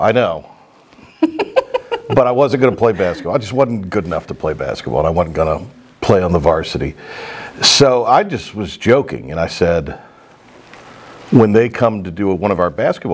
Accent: Kinston, North Carolina, United States; I grew up in Kinston

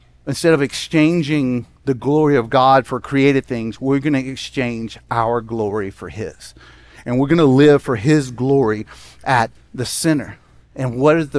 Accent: Jackson, Mississippi, United States; When I grew up in Jackson, Mississippi, I lived on a street that had one street light on it.

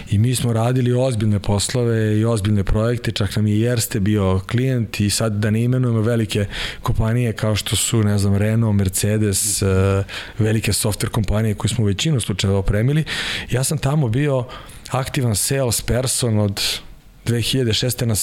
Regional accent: Kraljevo, Šumadija and Western Serbia, Serbia; moved away as an adult; also born or lived in Croatia; now in Belgrade, Serbia; bio sam aktivan judista i u Kraljevu iz Hrvatske smo se doselili, otac vojno lice pilot, pa je došao u Kraljevo, on tamo nekih 80 i neke godine. I onda smo pošli prešli za Beograd, brat i ja

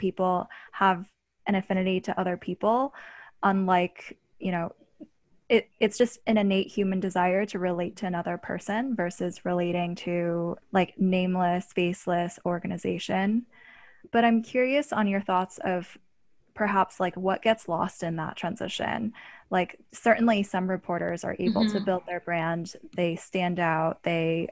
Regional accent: Pittsburgh, Pennsylvania, United States; I was interning at my hometown newspaper, the Pittsburgh

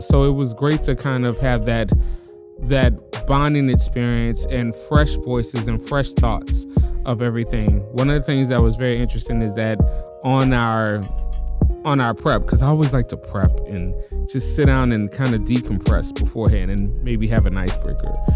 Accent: New Orleans, Louisiana, United States; moved away as an adult; also born or lived in Chicago; now in Tacoma, United States; born and raised in New Orleans. Been out here for ten years now

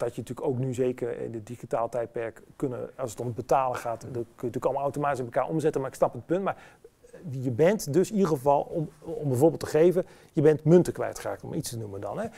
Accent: Enschede, Overijssel, Netherlands; moved away as an adult; geboren en getogen, blijft natuurlijk altijd je, je geboortestad

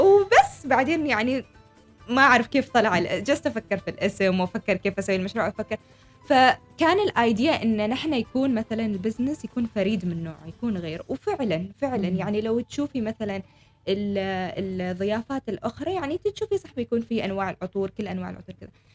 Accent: Oman; انا عمانية شابة عمانية

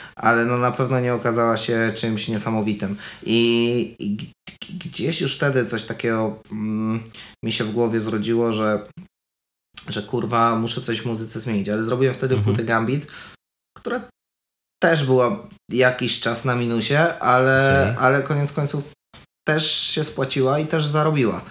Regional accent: Milicz, Lower Silesian Voivodeship, Poland; moved away; dorastałem w kulcie czegoś takiego, że jeżeli ja nie będę odważny, to ja zostanę w miliczu

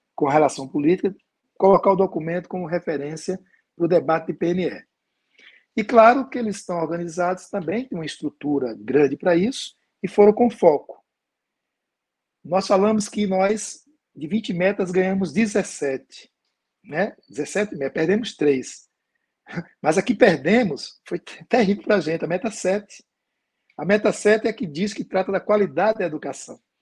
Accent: Pernambuco, Brazil; Eu sou de Pernambuco

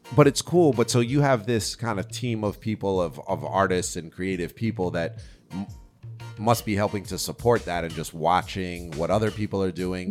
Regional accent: New York, United States; what I come from in New York

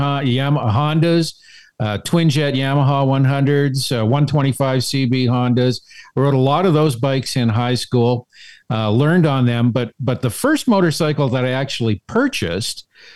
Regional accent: Alberta, Canada; also born or lived in Calgary / Edmonton; I grew up in Alberta. I did my high school and some university in Calgary, and the rest of the time I lived in Edmonton.

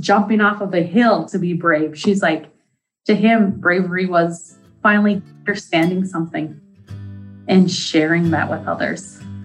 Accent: Deer River, Minnesota, United States; I am from Deer River, Minnesota, and I work for the Indian Education Programming as the program coordinator.

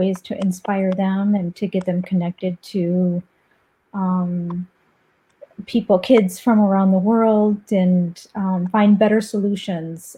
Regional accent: United States; also born or lived in Paris, France; now in France; I live right outside of Paris. Oh, but I'm American

